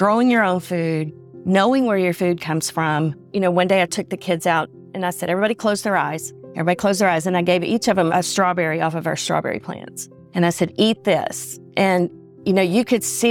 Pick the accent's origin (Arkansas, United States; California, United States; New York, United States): Arkansas, United States; Little Rock; I was born in Little Rock with a silver spoon in my mouth. I grew up in a very affluent neighborhood